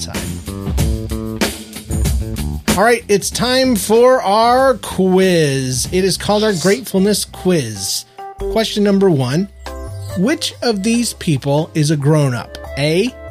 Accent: United States; we were born and raised in America, the land of the free.

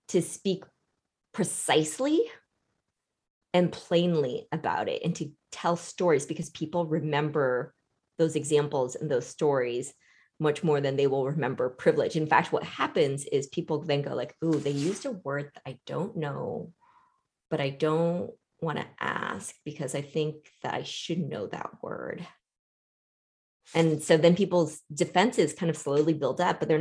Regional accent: United States; also born or lived in Vietnam; I grew up here

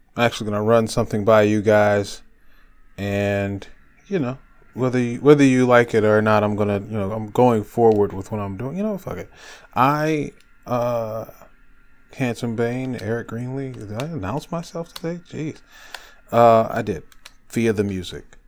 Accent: Detroit, Michigan, United States; my hometown of Detroit, Michigan

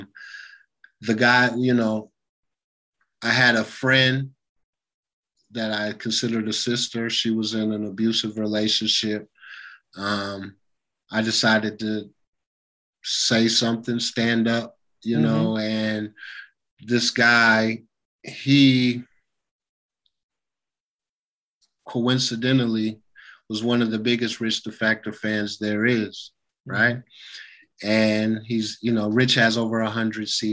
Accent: Lawrence, Kansas, United States; I'm from Lawrence, and things are a little bit different up there

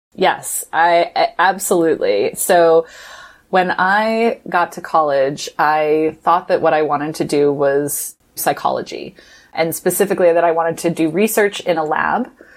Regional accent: Midwest, United States; I grew up in the Midwest in an evangelical family

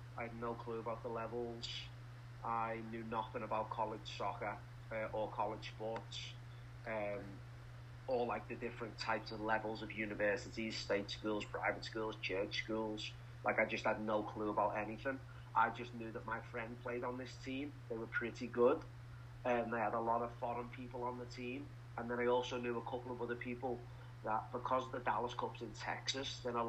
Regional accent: Liverpool, North West England, United Kingdom; Not a lot of people leave the city of Liverpool. You kind of grow up there, you work there, you get married there, you die there.

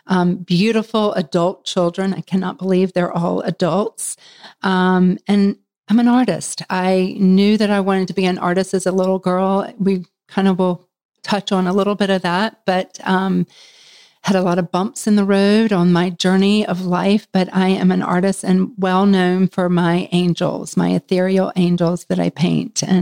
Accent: Charlotte, North Carolina, United States; from Charlotte, North Carolina.

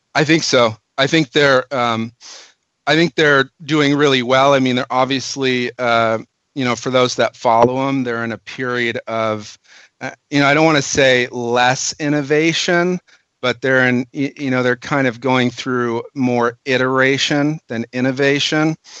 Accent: Minnesota, United States; moved away as an adult; now in California, United States; I'm actually a Minnesotan

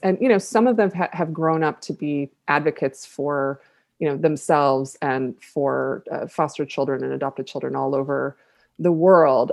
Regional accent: Buffalo, New York, United States; my hometown of Buffalo

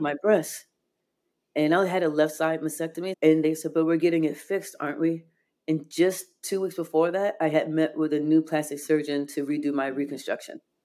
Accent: Chicago, Illinois, United States; I was born in Chicago

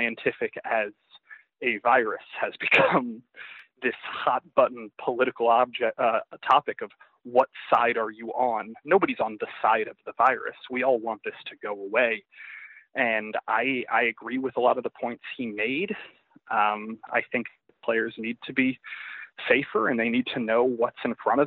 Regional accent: the South, United States; I grew up in the South

